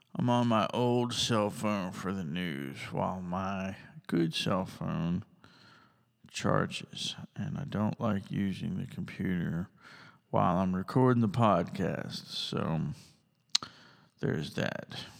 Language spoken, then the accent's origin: English; United States; also born or lived in Tuscaloosa County, Alabama; I'm an American and I love America